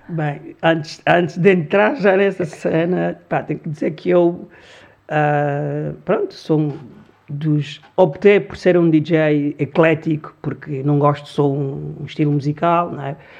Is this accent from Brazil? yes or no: no; Luanda, Luanda Province, Angola; born or raised there; Portuguese is a second language; also born or lived in Congo; now in Lisbon, Portugal